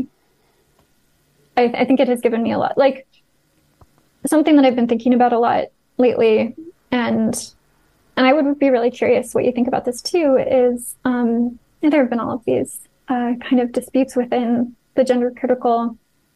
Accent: United States; moved away; my home country

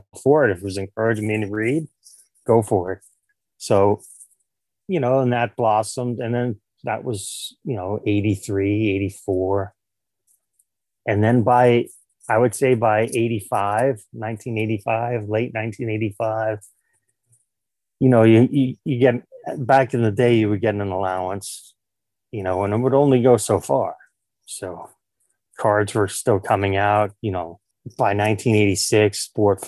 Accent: New York City, New York, United States; born and raised in New York City in Queens

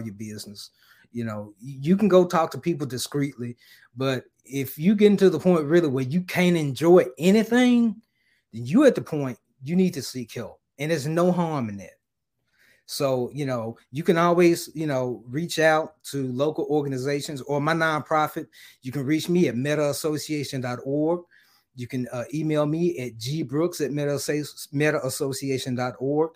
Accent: Memphis, Tennessee, United States; now in Dallas, United States; I'm originally from Memphis, so I split my time between Dallas and Memphis

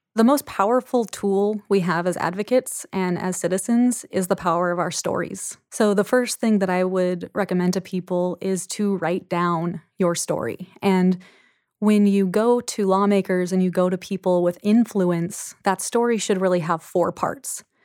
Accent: Anacortes, Washington, United States; my hometown of Anacortes

